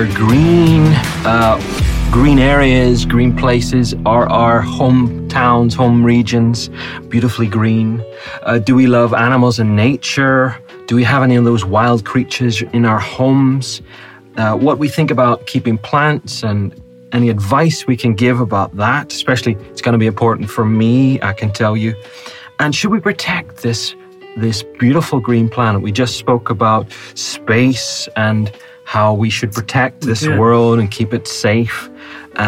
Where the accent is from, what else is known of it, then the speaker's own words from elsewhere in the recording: Northern Ireland, United Kingdom; I'm from from Northern Ireland